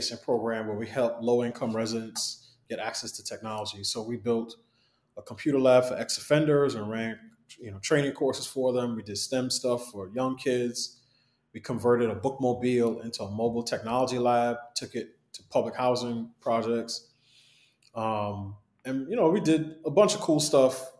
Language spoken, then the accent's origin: English; New York City, New York, United States; I grew up in New York City, in Queens. My parents are from Barbados